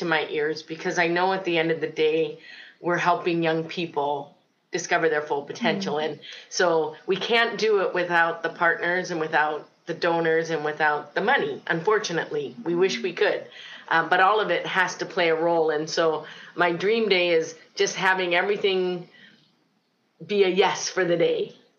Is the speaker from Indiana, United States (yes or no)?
no; Port Charlotte, Florida, United States; also born or lived in Cleveland, Ohio; now in Winnipeg, California, United States; Well, actually, I started my life journey in Ohio. I was born in Cleveland, Ohio. From there, I moved to Port Charlotte, Florida. And then somehow God brought me up to Winnipeg, Manitoba.